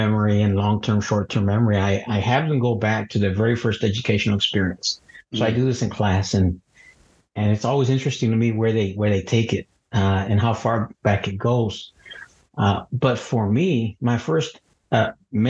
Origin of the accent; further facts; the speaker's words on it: Donna, Texas, United States; also born or lived in Matehuala, San Luis Potosí, Mexico / Midwest (Michigan, Illinois); I grew up in Donna, Texas, in the little colonia in South Donna.